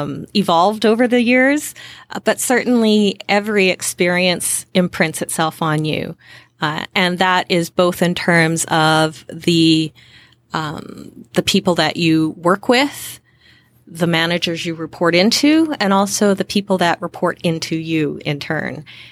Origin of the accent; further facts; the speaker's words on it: Western Canada, Canada; So I grew up, born and raised in Western Canada.